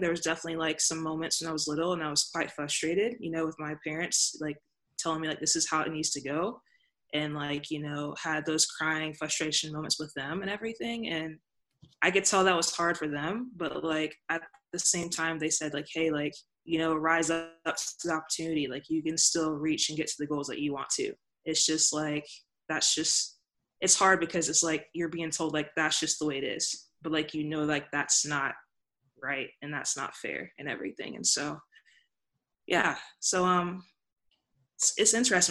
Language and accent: English; Mississippi, United States; I grew up in Mississippi